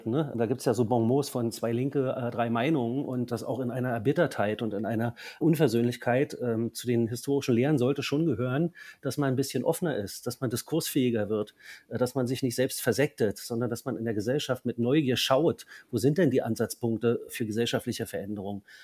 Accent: East Germany, Germany; Natürlich habe ich als Ostdeutscher vor allem aber auch die Erfahrung, wie von heute auf morgen alles ganz anders werden kann?

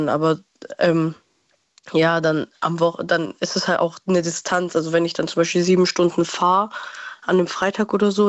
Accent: Baden-Württemberg, Germany; also ich komme ja auch nicht aus Stuttgart direkt, sondern also so 20 Minuten

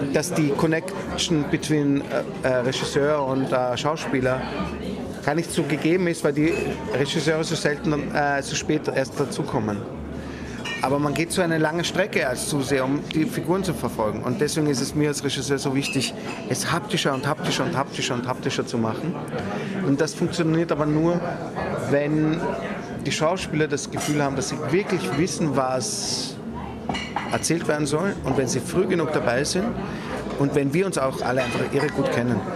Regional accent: Vienna, Austria; ich komme aus Wien und das war auch wiederum ein wichtiger Punkt für mich zurückzukehren nach Wien, dort wo ich groß geworden bin

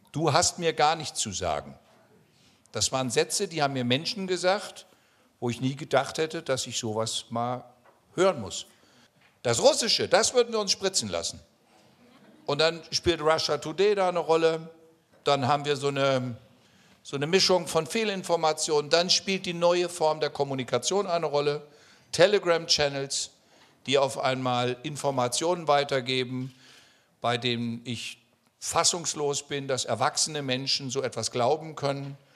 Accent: West Germany, Germany; Also, weil ich bin Westdeutscher und habe sozusagen gelernt zuzuhören.

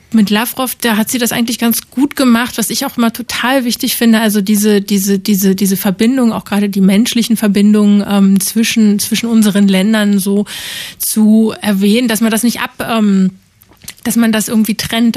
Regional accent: GDR, East Germany, Germany; Also ich bin in der DDR aufgewachsen.

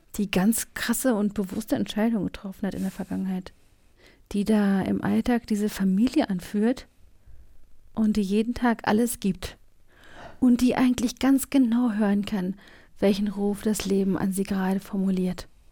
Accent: East Germany, Germany; Ich bin im Osten aufgewachsen

